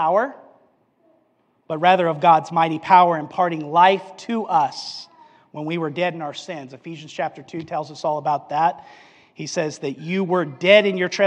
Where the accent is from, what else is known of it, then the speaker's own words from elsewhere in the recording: Albuquerque, New Mexico, United States; Growing up in Albuquerque, New Mexico